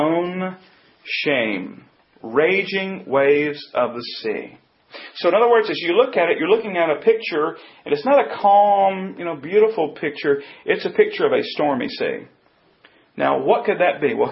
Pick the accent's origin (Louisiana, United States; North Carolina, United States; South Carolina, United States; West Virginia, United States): North Carolina, United States; I grew up here in North Carolina